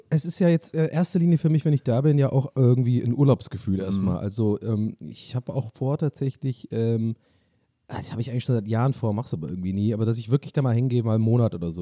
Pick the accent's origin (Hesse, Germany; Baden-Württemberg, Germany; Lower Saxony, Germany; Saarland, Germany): Baden-Württemberg, Germany; Tübingen; ich komme daher. Ich bin ein Kind der Stadt